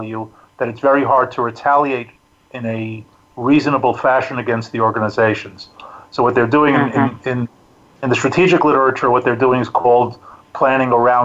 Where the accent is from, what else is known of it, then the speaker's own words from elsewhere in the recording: New York City, New York, United States; moved away as an adult; now in Israel; I'm originally a New Yorker. I grew up in Queens